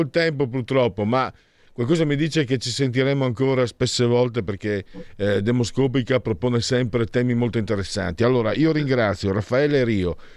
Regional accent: Triveneto, Italy; vengo dal Triveneto

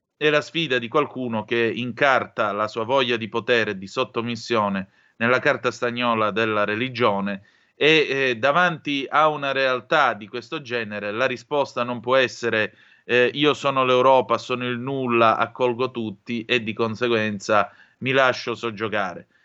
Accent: Calabria, Italy; sono calabrese

